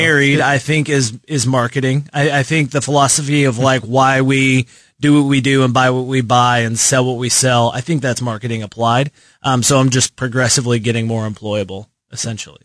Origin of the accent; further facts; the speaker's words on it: Lubbock, Texas, United States; moved away as an adult; now in Kansas City, United States; I've been here for like the last seven years, but I grew up in Texas.